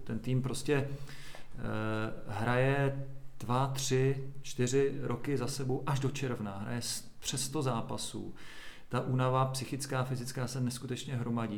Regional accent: Doksy, Liberec Region, Czechia; also born or lived in Česká Lípa; v Doxe, kde já jsem vyrůstal u Máchové zera

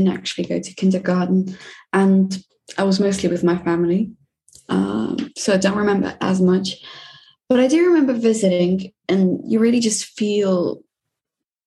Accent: Czechia; English is a second language; moved away as an adult; also born or lived in Russia; now in London, United Kingdom; I was born in Russia, but I moved to the Czech Republic when I was 5. So the first thing that hit me was learning the language in general, because my parents didn't speak Czech

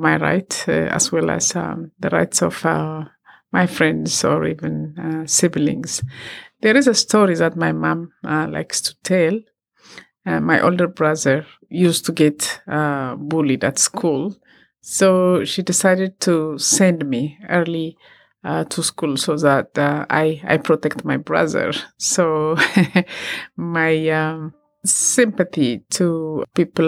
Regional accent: Ethiopia; I come from Ethiopia

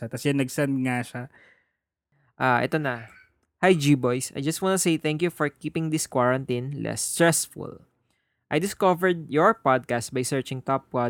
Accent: Muñoz, Central Luzon, Philippines; I'm from Nueva Ecija, and lumaki ako sa Muñoz CLSU. Kasi my dad works there.

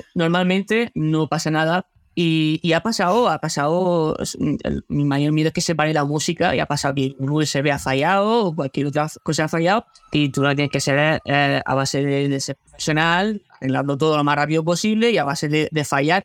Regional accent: Region of Murcia, Spain; born or raised there; moved away as an adult; also born or lived in Granada / Águilas; now in Netherlands

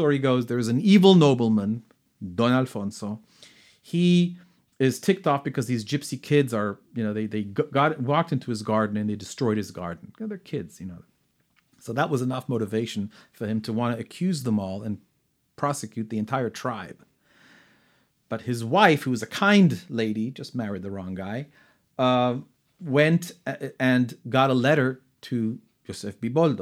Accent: Granada, Andalusia, Spain; growing up in Granada

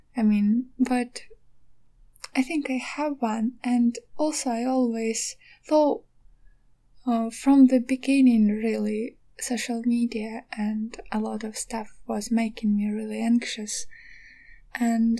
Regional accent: Donetsk, Donetsk Oblast, Ukraine; moved away as an adult; now in Kyiv, Ukraine; I am actually from Donetsk. Additionally, like I had to flee from my home like uh, nine years ago

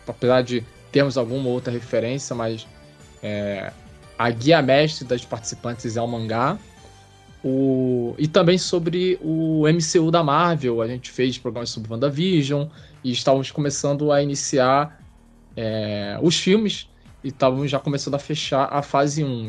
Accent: Rio de Janeiro, Brazil; eu sou carioca. Sou carioca da Gema, né?

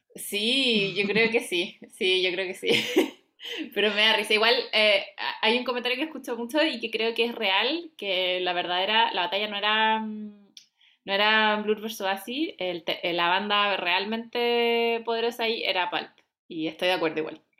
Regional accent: Temuco, Araucanía, Chile; yo soy de Temuco

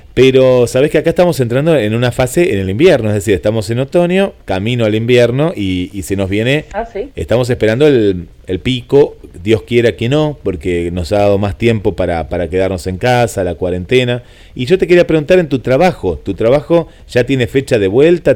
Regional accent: Argentina

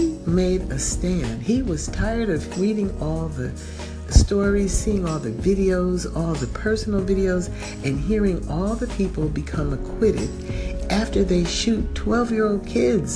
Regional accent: United States; I am an American

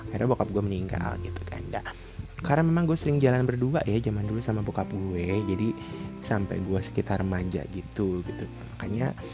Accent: Java, Indonesia; gue tuh bilang bokap gue adalah bapak gitu karena gue orang Jawa

